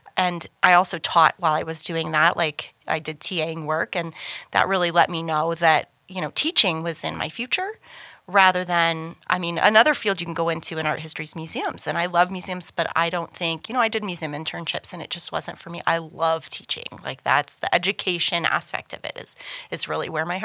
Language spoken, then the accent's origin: English; Kansas City, United States; moved away as an adult; also born or lived in Dallas, Texas / Los Angeles, California; now in Canyon, United States; I grew up in the Kansas City area